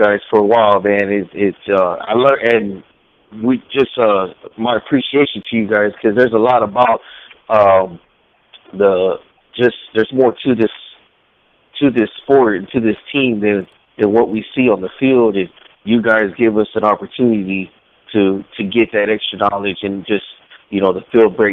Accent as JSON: {"language": "English", "town": "Dallas", "region": "Texas", "country": "United States", "tie": "born or raised there", "moved": "as an adult", "lives_now": "Austin, United States", "said": "I grew up there in Dallas. I live in Austin now"}